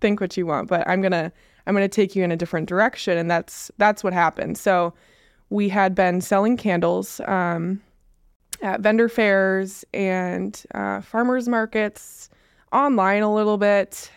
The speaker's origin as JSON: {"language": "English", "region": "West Coast", "country": "United States", "moved": "yes", "lives_now": "Onalaska, United States", "said": "we're from the West Coast."}